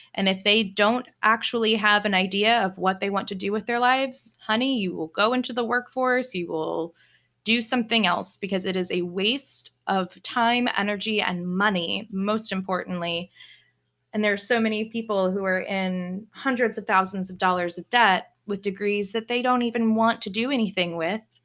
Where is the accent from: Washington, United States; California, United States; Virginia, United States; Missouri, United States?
Virginia, United States; moved away as an adult; also born or lived in Germany / New York City / Texas; now in Memphis, United States; raised in Virginia to a military family